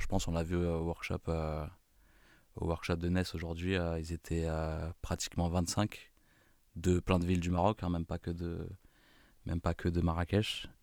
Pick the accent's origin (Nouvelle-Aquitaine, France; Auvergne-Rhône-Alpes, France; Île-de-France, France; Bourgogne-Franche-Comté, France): Île-de-France, France; Bondy; je suis de Bondy